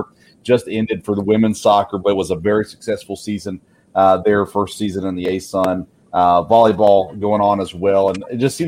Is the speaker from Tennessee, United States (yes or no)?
yes; Murfreesboro, Tennessee, United States; moved away; I grew up in Murfreesboro, Tennessee, just down the road from Middle Tennessee State.